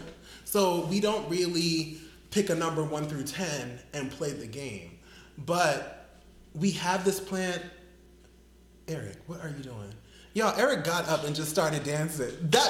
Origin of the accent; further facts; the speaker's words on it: New York, United States; now in Philadelphia, United States; I was born in New York